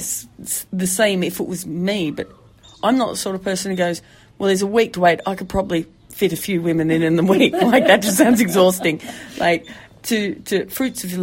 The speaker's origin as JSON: {"language": "English", "region": "Tasmania", "country": "Australia", "said": "I hail from a place called Tasmania"}